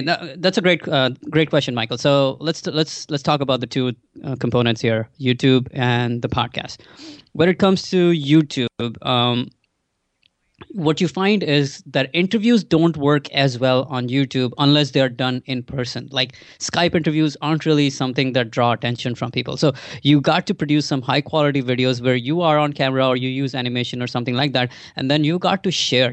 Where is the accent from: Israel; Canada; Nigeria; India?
India; moved away as an adult; now in United States; so I grew up in India. I, I grew up, uh, till I was twenty-one, I was actually in India